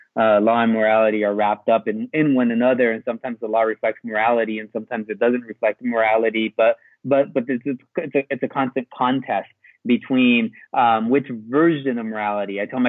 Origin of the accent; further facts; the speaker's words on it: South Texas, United States; We were both born we were both raised in South Texas. We grew up in South Texas, in what is a heavily Mexican community. Spanish is very common, right? In his household, his parents spoke Spanish. In my household, my parents spoke Spanish.